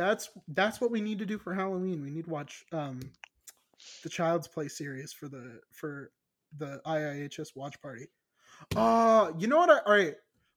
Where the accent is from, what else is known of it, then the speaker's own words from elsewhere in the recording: Ireland; I can say that because I'm Irish, you know. Like, it's in my blood, you know.